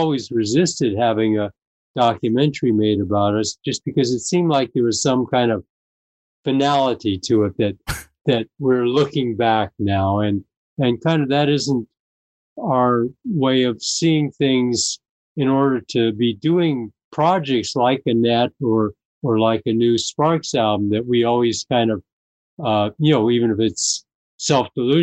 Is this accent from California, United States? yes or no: yes; Los Angeles, California, United States; we grew up in Venice, California